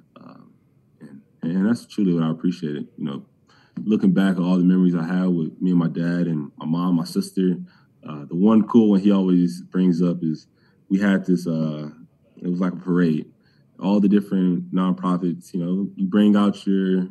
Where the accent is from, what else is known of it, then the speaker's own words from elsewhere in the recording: Cleveland, Ohio, United States; I'm from Cleveland.